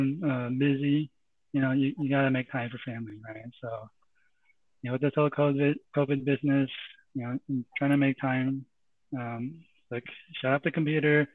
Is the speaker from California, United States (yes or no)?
yes; San Jose, California, United States; also born or lived in Santa Clara, California; now in Cupertino, United States; I grew up around San Jose, lived in Santa Clara for a bit, and moved here at Cupertino